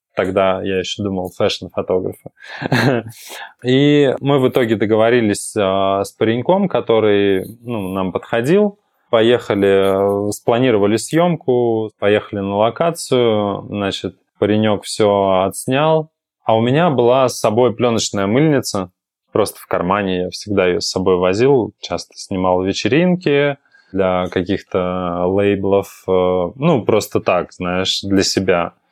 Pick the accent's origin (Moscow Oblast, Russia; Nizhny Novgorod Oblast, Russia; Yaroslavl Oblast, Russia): Yaroslavl Oblast, Russia; Yaroslavl; Я, кстати, из Ярославля э, родом